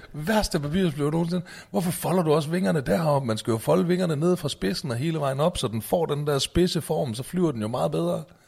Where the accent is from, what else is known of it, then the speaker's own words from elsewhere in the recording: Aalborg, North Denmark Region, Denmark; moved away; jeg var hjemme i Aalborg